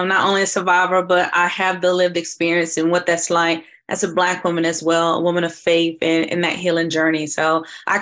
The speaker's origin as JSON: {"language": "English", "town": "Kinston", "region": "North Carolina", "country": "United States", "lives_now": "Raleigh, United States", "said": "Originally from Kinston, North Carolina, to put a 252"}